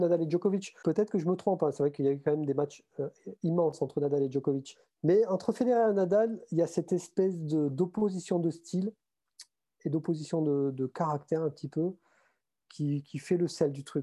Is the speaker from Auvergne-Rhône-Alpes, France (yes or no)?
no; Montauban, Occitania, France; accent: southern; moved away as an adult; also born or lived in Toulouse / Paris region; now in Paris, France; je suis toulousain. Enfin, je suis né à Toulouse et j'ai grandi à Montauban à côté